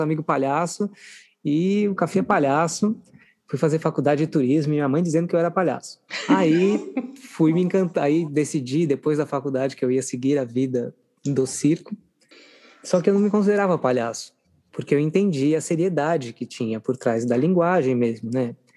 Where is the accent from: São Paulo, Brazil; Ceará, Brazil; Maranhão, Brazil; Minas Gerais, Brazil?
Minas Gerais, Brazil; eu sou de uma cidade pequena do interior de Minas Gerais